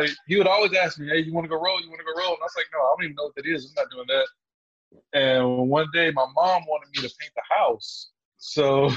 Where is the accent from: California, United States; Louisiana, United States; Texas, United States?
Texas, United States; Beaumont; also born or lived in Memphis, Tennessee; now in Dallas, United States; I grew up a combination between Beaumont, Texas and Memphis, Tennessee